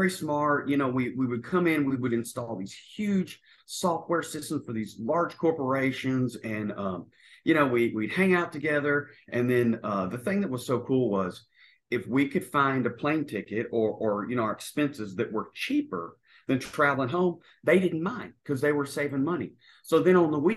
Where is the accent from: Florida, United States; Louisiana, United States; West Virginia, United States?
Louisiana, United States; North; moved away as an adult; now in New Zealand; I'm originally from North Louisiana